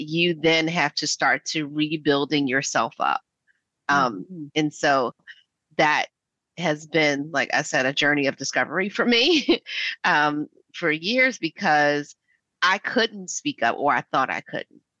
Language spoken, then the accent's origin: English; Philadelphia, Pennsylvania, United States; I'm a Black American. I'm from West Philadelphia